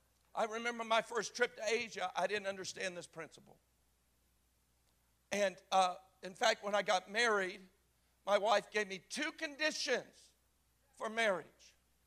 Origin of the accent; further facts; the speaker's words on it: the South, United States; And I'm from the South. I mean, grandma's feather bed is real.